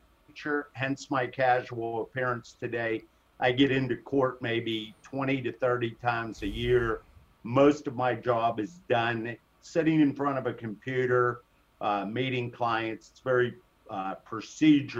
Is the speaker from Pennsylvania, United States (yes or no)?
yes; Pittsburgh, Pennsylvania, United States; accent: Pittsburgh; I was born and raised here in Pittsburgh. I grew up in the South Hills in Upper St. Clair